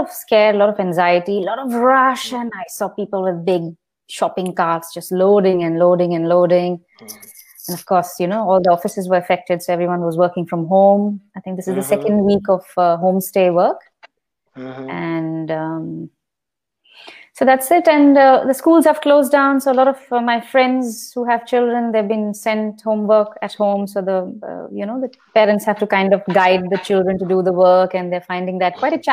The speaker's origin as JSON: {"language": "English", "country": "India", "moved": "yes", "said": "I'm in Indian here, so I'm also connected with the Indian expat community in my city."}